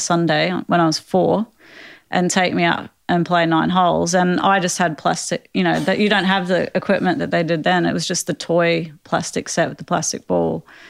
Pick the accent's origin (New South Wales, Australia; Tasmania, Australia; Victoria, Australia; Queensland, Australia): Queensland, Australia; where I grew up in Australia